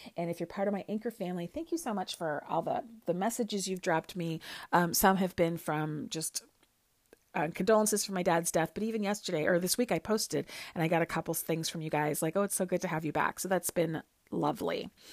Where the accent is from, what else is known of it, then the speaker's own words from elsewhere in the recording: Chicago, Illinois, United States; moved away as an adult; also born or lived in Kansas / Michigan; now in New York City, United States; I, I grew up in Chicago, Illinois, um, in Lincoln Park, Lakeview area.